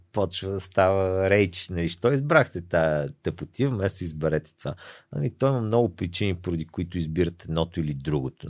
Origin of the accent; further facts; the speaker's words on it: Sofia, Sofia City, Bulgaria; сме си софиянци